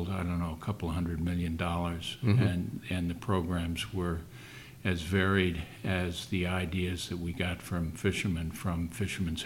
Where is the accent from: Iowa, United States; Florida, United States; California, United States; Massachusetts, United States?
Massachusetts, United States; New Bedford; I am from New Bedford